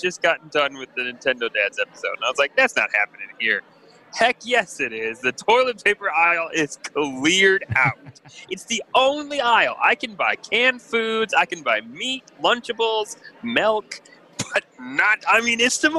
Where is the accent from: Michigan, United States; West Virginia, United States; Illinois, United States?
Michigan, United States; we're from Michigan